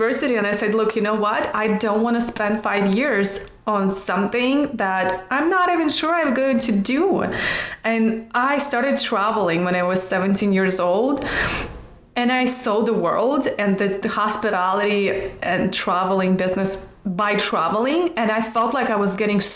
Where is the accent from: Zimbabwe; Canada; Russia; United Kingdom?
Russia; Siberia; now in Los Angeles, United States; I was born in Russia, in Siberia, even though I don't like cold. That's why I live in Los Angeles.